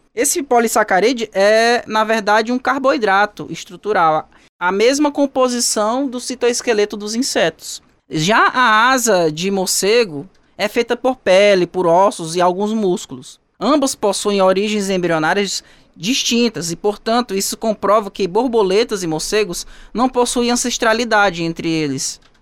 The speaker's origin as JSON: {"language": "Portuguese", "town": "Teresina", "region": "Piauí", "country": "Brazil", "tie": "born or raised there", "said": "da minha terra natal, que lá existe a Floresta Fossa, em Teresina"}